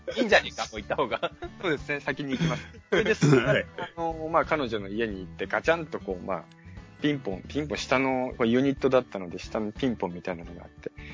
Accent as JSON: {"language": "Japanese", "town": "Yokohama", "region": "Kanagawa", "country": "Japan", "tie": "born or raised there", "said": "僕は横浜に生まれまして"}